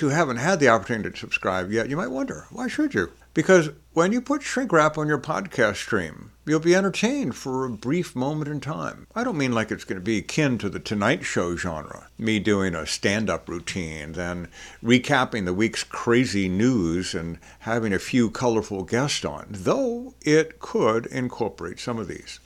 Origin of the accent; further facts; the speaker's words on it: New Orleans, Louisiana, United States; I grew up in New Orleans